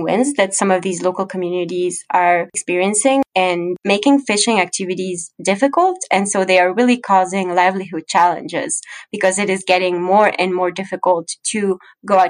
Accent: Ecuador; moved away; I'm actually originally from Ecuador

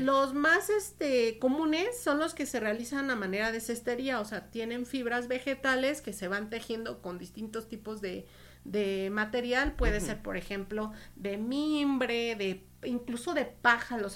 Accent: Mexico; nuestra vida cotidiana como mexicanos

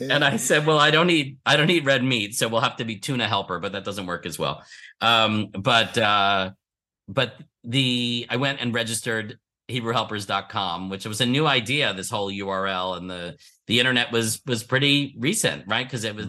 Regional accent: Philadelphia, Pennsylvania, United States; I was born in Philadelphia and uh, was raised uh, in what would be considered a conservative Jewish household

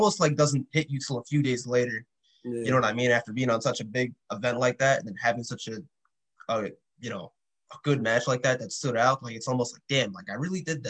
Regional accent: New York City, New York, United States; growing up in the city, I grew up in Queens

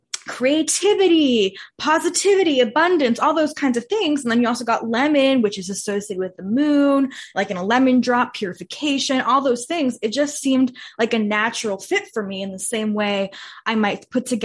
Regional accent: Bay Area, California, United States; I grew up in the Bay Area

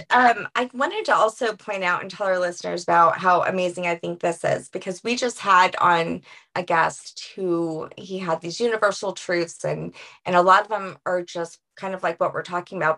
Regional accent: New Orleans, Louisiana, United States; I'm from New Orleans, so my roots are like the women are the martyrs in the family

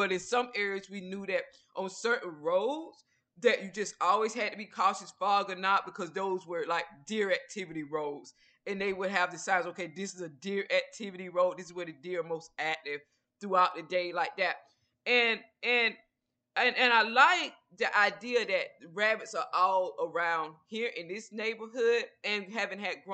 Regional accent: Georgia, United States; now in Texas, United States; I lived in Georgia, which is where I'm originally from

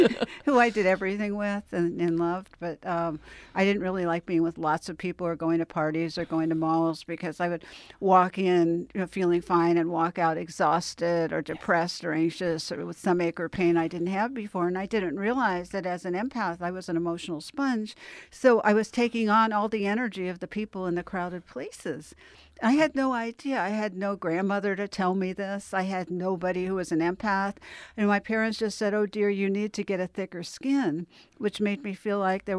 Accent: Los Angeles, California, United States; I did. I grew up in Westwood and Beverly Hills, and both my parents were physicians, and I have 25 physicians in my family.

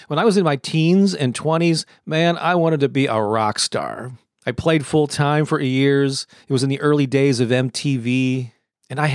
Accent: St. Louis, Missouri, United States; my hometown of St. Louis, Missouri

